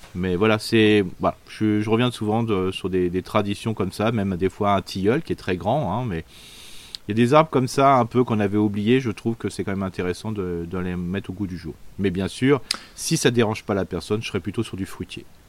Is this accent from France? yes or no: yes; Alsace, Grand Est, France; on est alsacien